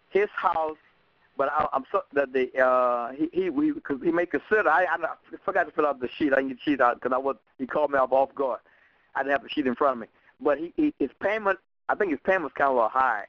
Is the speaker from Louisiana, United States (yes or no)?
yes; Louisiana, United States